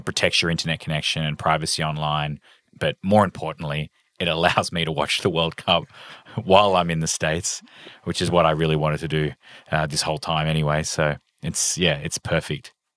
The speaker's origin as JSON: {"language": "English", "country": "Australia", "said": "I'm Australian"}